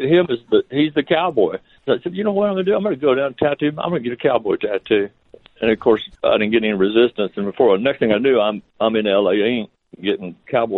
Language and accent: English; Midland, Texas, United States; I was born in Midland, Texas, West Texas